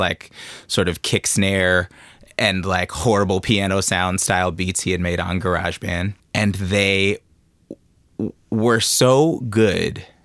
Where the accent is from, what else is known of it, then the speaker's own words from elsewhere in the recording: Oakland, California, United States; growing up in Oakland